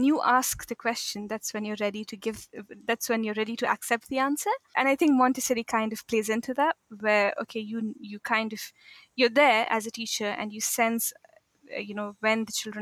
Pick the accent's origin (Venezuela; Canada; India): India; moved away as an adult; also born or lived in Egypt / Saudi Arabia / Mauritania / Morocco; now in Auckland, New Zealand; So I'm from India. So I'm basically, I was born there. I did my schooling there.